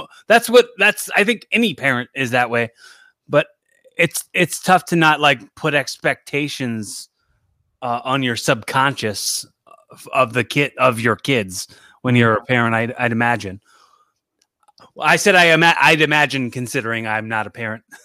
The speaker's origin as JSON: {"language": "English", "town": "Philadelphia", "region": "Pennsylvania", "country": "United States", "said": "I'm from Philly"}